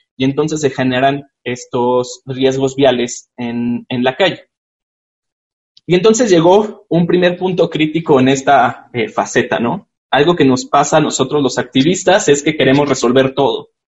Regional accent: Chihuahua, Mexico; en Chihuahua, de donde soy yo

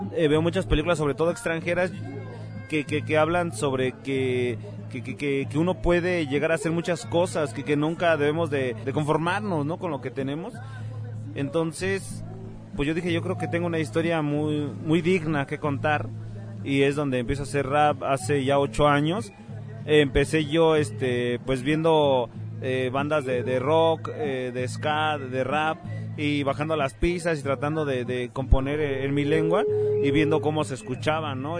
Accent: Mexico City, Mexico; nosotros que crecimos en barrio, en la Ciudad de México

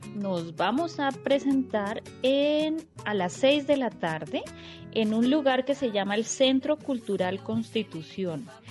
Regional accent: Colombia; venimos desde Colombia

